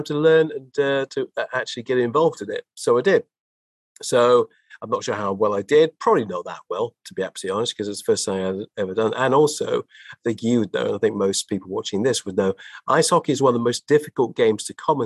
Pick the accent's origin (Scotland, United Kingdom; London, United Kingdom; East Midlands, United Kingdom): London, United Kingdom; as a Londoner, somebody who's born and bred here and lived most of my life here